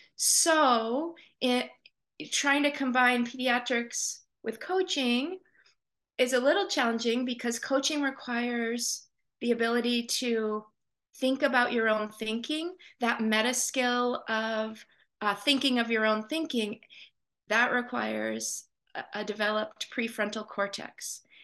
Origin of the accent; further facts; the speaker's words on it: Portland, Maine, United States; I was born and raised here in Portland, um, and I still live in southern Maine